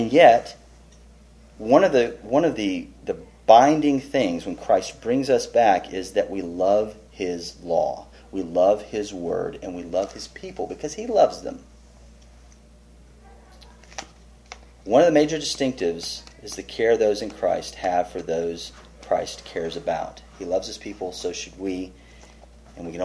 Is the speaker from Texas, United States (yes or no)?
yes; Texas, United States; I'm a Texan